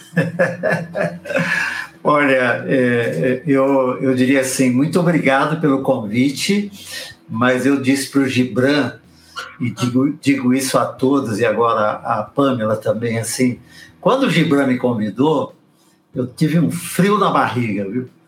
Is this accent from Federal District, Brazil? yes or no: no; São Paulo, Brazil; Cheguei em São Paulo com seis anos de idade